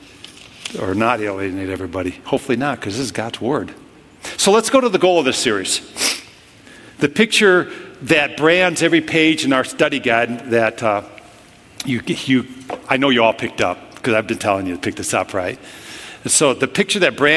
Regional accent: Minnesota, United States; I'm from Minnesota

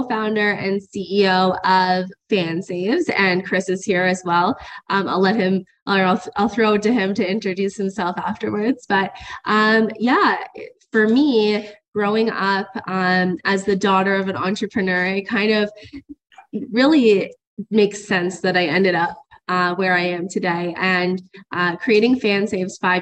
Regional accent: Cornwall, Ontario, Canada; coming back to my hometown in Cornwall

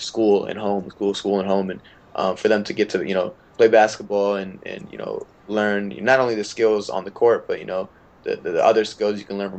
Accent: India; now in United States; I wanted to represent my home country, and playing the sport that I love. But I guess with the rules, because being an American citizen, I wouldn't be able

